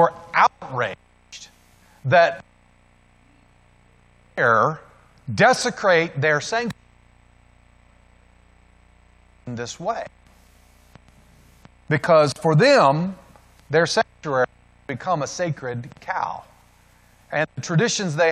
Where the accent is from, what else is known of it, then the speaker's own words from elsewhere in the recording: the South, United States; In my hometown where I grew up, you can still go back to Central City Park, and there they still have separate water fountains